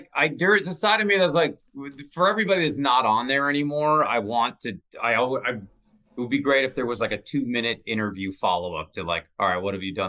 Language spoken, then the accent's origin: English; Seattle, Washington, United States; now in Southern California, United States; living in Southern California. We have a pool now, and I every time I'm in it, because I grew up in Seattle